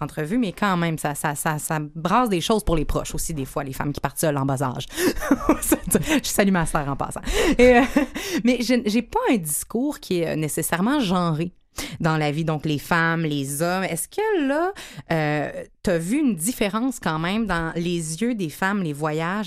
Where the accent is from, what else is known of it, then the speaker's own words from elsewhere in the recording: Montreal, Quebec, Canada; chez nous à Montréal